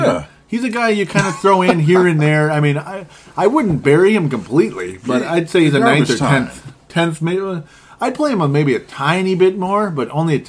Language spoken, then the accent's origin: English; Cuba; You know, I'm from Cuba.